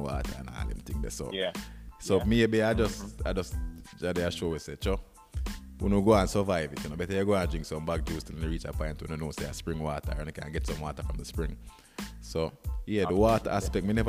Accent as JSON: {"language": "English", "country": "Jamaica", "tie": "born or raised there", "said": "growing up in Jamaica"}